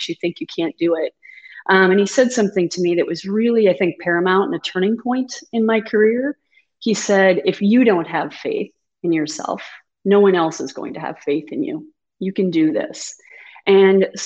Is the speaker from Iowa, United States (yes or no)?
yes; Kalona, Iowa, United States; also born or lived in Houston, Texas; I'm an Iowa girl. So I was born and raised in Kelowna, Iowa